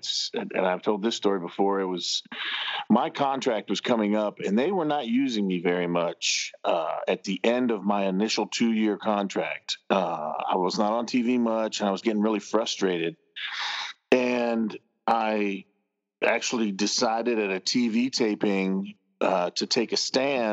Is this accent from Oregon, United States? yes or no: no; Miami, Florida, United States; I grew up down in Miami, Florida